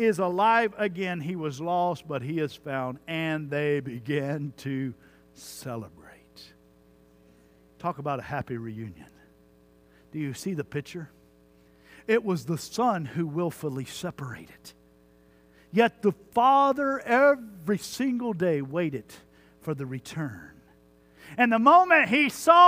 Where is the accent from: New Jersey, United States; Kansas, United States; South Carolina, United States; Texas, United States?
Texas, United States; Jones Creek; I grew up in Jones Creek, Texas